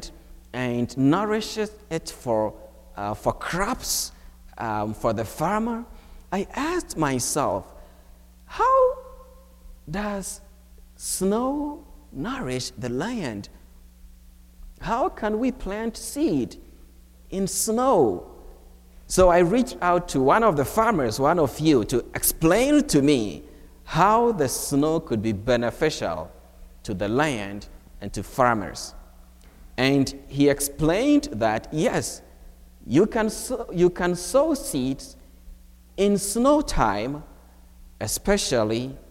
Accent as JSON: {"language": "English", "country": "Ghana", "tie": "born or raised there", "moved": "as an adult", "lives_now": "United States", "said": "I was born and raised in Ghana"}